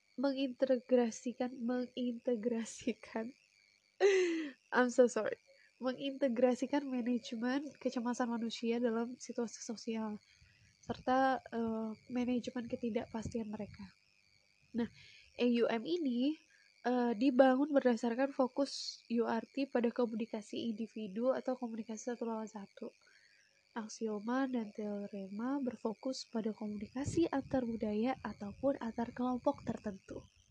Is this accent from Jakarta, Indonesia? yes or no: no; Lampung, Indonesia; now in Yogyakarta, Indonesia; Asalnya dari Lampung